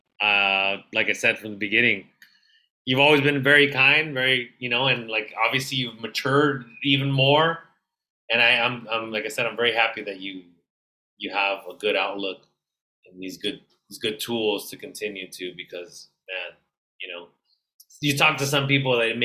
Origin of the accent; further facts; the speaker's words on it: National City, California, United States; we come from National City